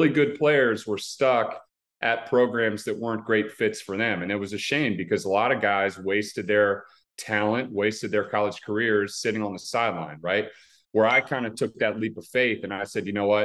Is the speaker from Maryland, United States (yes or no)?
yes; Maryland, United States; my hometown